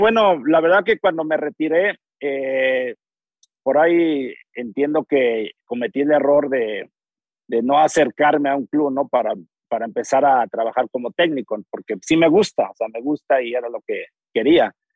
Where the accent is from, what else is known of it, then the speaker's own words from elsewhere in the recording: Texcoco, State of Mexico, Mexico; nací en Texcoco